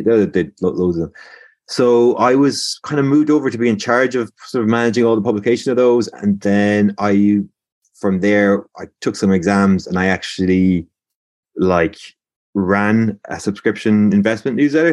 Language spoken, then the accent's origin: English; Limerick, Munster, Ireland; I'm from Limerick, born and raised